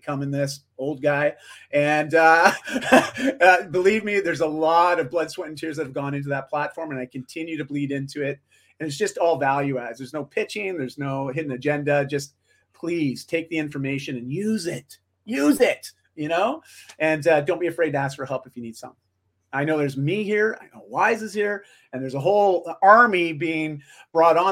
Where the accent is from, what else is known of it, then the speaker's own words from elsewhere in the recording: Canada; I'm just Canadian